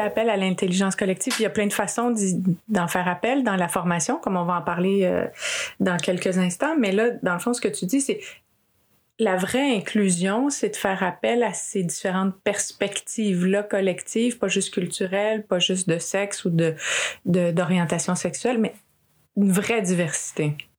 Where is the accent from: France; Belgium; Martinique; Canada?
Canada; Quebec; je suis née au Québec d'une mère québécoise